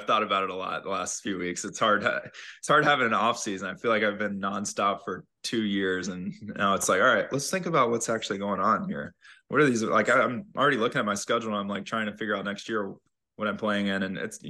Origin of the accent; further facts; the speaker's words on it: North Carolina, United States; Brian being in Sea Island and Harold from growing up in North Carolina